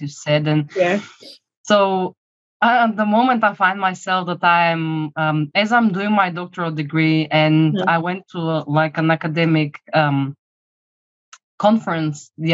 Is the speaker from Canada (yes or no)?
no; Bulgaria; moved away; I'm coming from Bulgaria originally